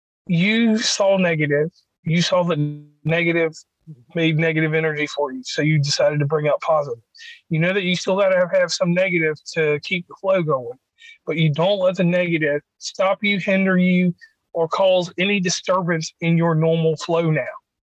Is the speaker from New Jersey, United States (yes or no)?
no; West Virginia, United States; from West Virginia Uncommon Place.